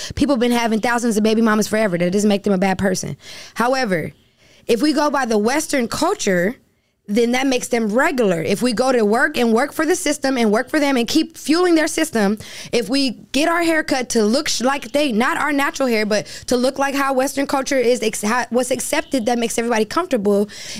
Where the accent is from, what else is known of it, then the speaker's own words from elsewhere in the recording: Bahamas; now in United States; For me, I know we're speaking in America, but I'm from the Bahamas. And culturally, for me, there are different things that are normal.